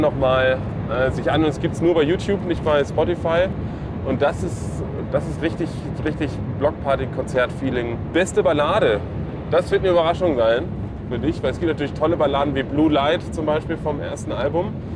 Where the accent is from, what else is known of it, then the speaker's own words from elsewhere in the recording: Hamburg, Germany; Hamburg City, genau da, wo ich herkomme